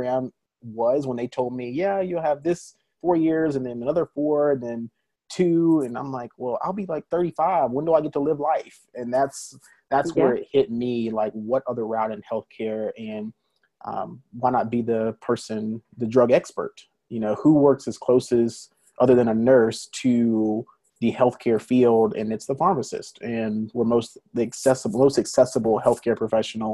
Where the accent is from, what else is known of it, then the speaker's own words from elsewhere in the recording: Birmingham, Alabama, United States; moved away as an adult; also born or lived in Atlanta, Georgia; now in Dallas, United States; I'm originally from Alabama, born and raised Birmingham, Alabama. So I'm a Southern boy.